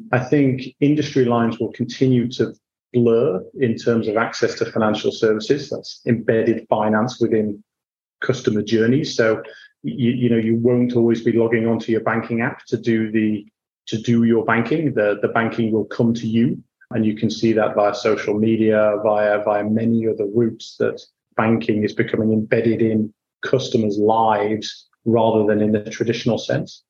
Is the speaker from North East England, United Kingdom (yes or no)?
no; Hull, Yorkshire and the Humber, United Kingdom; moved away as an adult; also born or lived in Bath; now in Singapore; I grew up in Hull in Yorkshire.